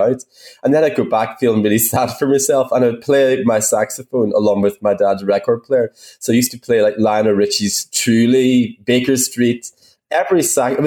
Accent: Derry, Northern Ireland, United Kingdom; now in London, United Kingdom; where I grew up in Ireland and Derry

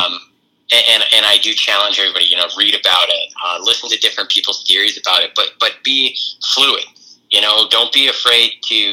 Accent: just outside of Boston, Massachusetts, United States; I grew up just outside of Boston

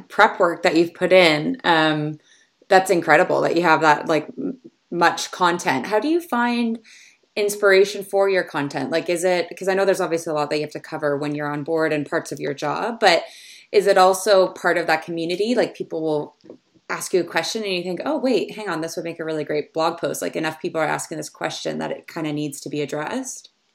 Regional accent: Canada; I grew up in Canada sailing and just sailing on the, the lakes and the rivers and things around here.

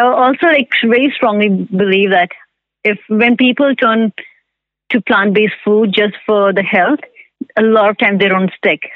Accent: India; moved away as an adult; now in Vancouver, Canada; I'm from India. I moved to Vancouver about five years ago.

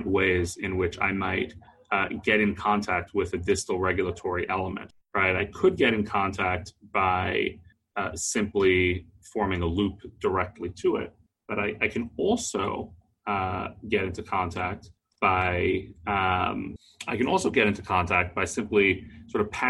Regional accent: Texas, United States; I'm from Texas.

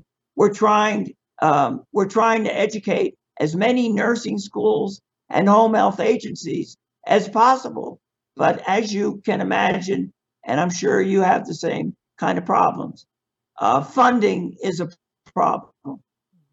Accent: Miami, Florida, United States; I was born in Miami, and this is my home.

